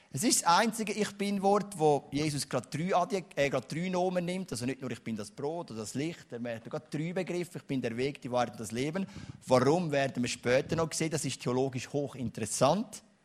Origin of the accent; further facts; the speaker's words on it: Switzerland; als Schweizer